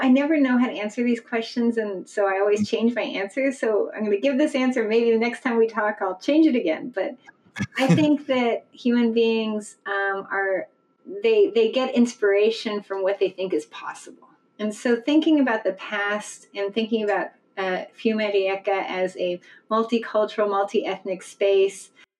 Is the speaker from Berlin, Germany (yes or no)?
yes; Berlin, Germany; I grew up in Berlin as a kid